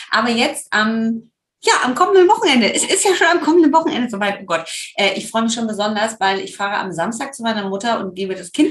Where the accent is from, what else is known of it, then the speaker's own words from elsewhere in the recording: Rhineland, Germany; ich komme ja aus dem Rheinland, also ich würde in einer karnevalistischen Verkleidung auftauchen und gar nicht Oktoberfest adäquat.